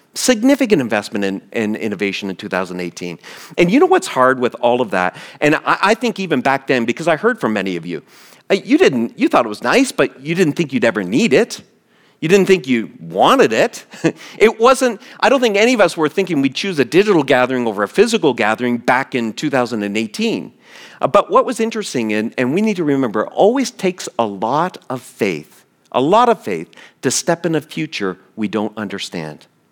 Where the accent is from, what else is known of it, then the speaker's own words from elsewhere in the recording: East Coast, United States; moved away; I grew up on the East Coast, on the Atlantic Ocean. The city I grew up in is a, got a big port.